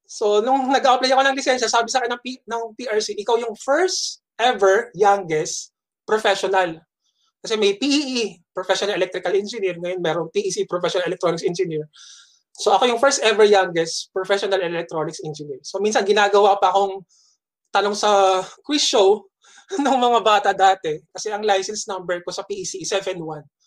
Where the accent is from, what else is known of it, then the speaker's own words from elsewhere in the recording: Las Piñas, National Capital Region, Philippines; umuwi ako sa Las Piñas